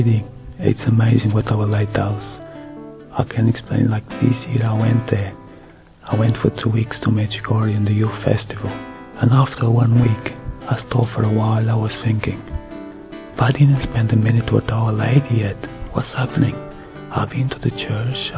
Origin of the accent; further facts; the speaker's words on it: Madeira, Portugal; moved away as an adult; now in England; I was born in Madeira Island from Portugal. Since young, I was raised in a Catholic family, and I had to leave the country when I was 20 years old